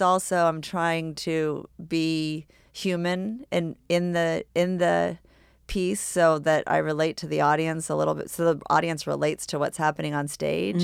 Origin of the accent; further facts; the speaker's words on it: New York City, New York, United States; we grew up on Governor's Island